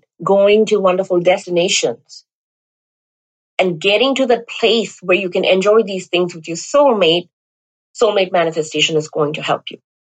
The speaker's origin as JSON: {"language": "English", "country": "India", "moved": "yes", "lives_now": "Las Vegas, United States", "said": "I come from India"}